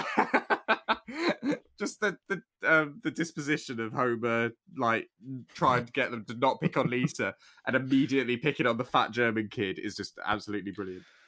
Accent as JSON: {"language": "English", "country": "United Kingdom", "said": "being British"}